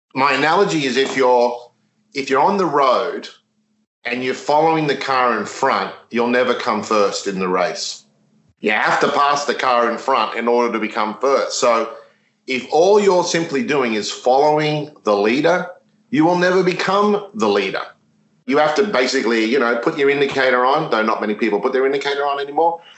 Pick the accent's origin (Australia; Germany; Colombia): Australia; moved away; I'm Australian, but I started my career there with, with Yum.